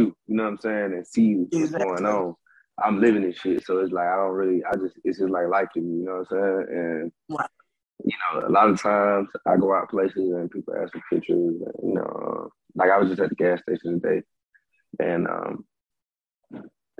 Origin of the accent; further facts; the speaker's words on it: Stone Mountain, Georgia, United States; I'm from Stone Mountain, Georgia